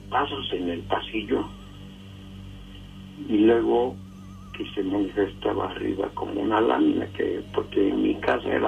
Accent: Toluca, State of Mexico, Mexico; also born or lived in Iztacalco, Mexico City; now in Mexico City, Mexico; nosotros somos nativos de Toluca, bueno yo.

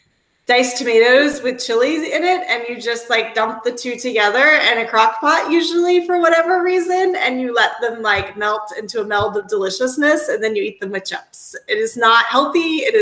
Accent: Texas, United States; I'm from Texas

